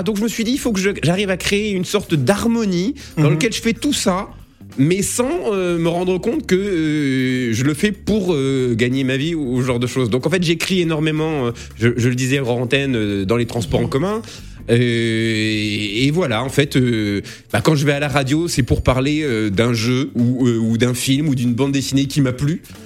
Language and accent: French; Lorraine, Grand Est, France; j'ai grandi en Lorraine